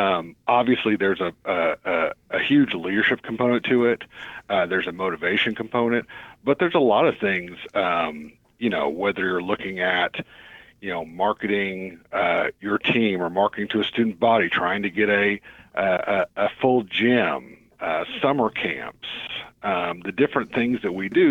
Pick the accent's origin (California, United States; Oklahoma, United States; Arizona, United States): Oklahoma, United States; Tulsa; growing up in Tulsa, I was known as the high school kid who coached all the youth league basketball teams